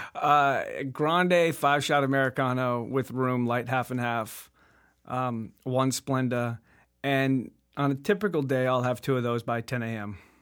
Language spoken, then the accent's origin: English; La Habra, California, United States; From La Habra, California